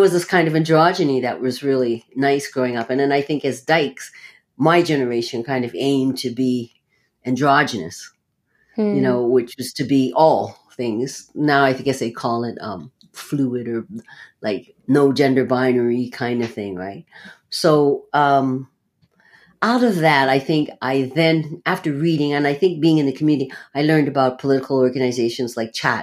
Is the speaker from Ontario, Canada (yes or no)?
yes; Toronto, Ontario, Canada; also born or lived in Halifax, Nova Scotia; I grew up around Regent Park South here. Regent Park, Parliament and Queen, where I live at Parliament and Shooter